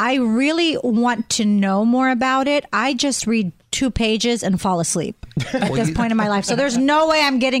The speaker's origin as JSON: {"language": "English", "region": "Pennsylvania", "country": "United States", "tie": "born or raised there", "said": "Pennsylvania, my home state"}